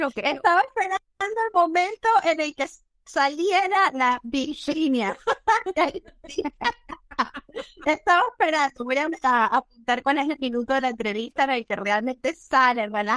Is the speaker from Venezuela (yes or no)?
yes; Venezuela; moved away as an adult; now in Spain; nuestro país